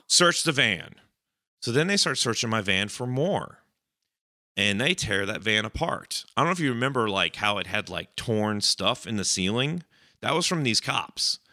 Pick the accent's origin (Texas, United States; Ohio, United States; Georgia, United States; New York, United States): Georgia, United States; Cobb County; my hometown county